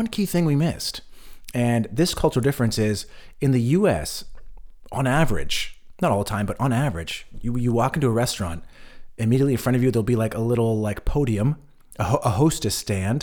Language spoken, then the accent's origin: English; California, United States; now in Berlin, Germany; where I grew up in California